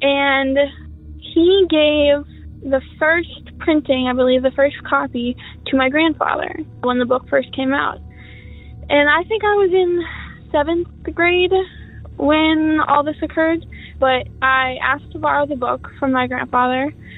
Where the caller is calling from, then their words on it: Minnesota, United States; I'm calling from Minnesota.